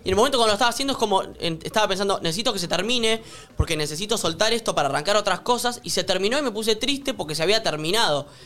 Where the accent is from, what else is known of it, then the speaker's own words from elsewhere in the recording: Argentina; los argentinos estamos muy acostumbrados a las crisis